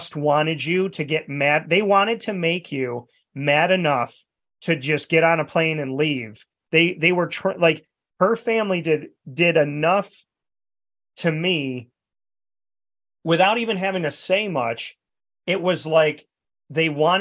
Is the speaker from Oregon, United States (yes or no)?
no; New York, United States; because I was from New York